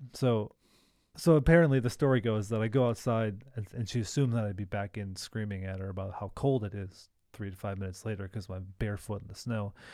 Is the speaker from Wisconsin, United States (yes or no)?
yes; Milwaukee, Wisconsin, United States; It's like suburban living growing up